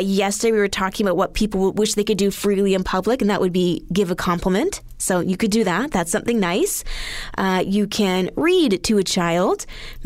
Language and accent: English; Alberta, Canada; moved away; back home, I'm from Alberta, we had to bag everything